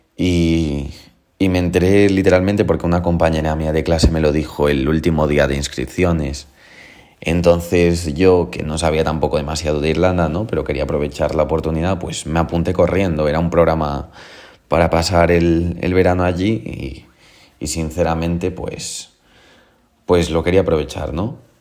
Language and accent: Spanish; A Coruña, Galicia, Spain; yo vengo de Coruña